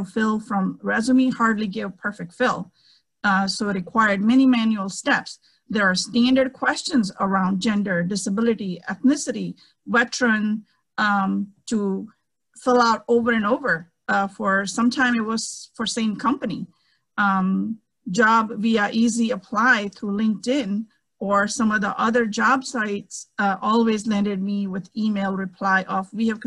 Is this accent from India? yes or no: yes; India; English is a second language; moved away; I'm a girl from India